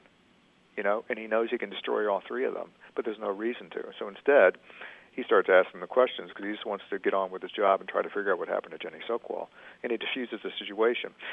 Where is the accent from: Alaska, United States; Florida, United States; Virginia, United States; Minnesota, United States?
Virginia, United States; Richmond; downtown Richmond, my hometown